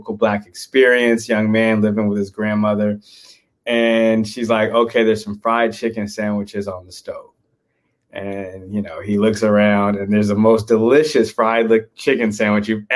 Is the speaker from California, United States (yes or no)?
yes; Oakland, California, United States; I grew up in Oakland, California. That's where I'm